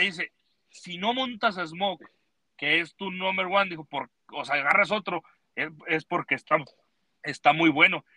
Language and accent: Spanish; Mexico; moved away as an adult; now in United States; llegué yo siendo mexicano